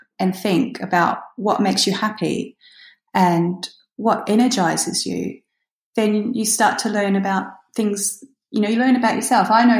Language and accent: English; Australia; now in United Kingdom; Although I'm not British, I'm actually Australian, but I live in the UK.